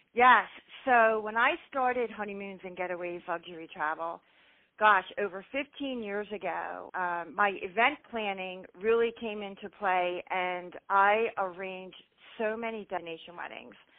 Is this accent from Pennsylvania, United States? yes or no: yes; Philadelphia, Pennsylvania, United States; born and raised in Philly, Philly girl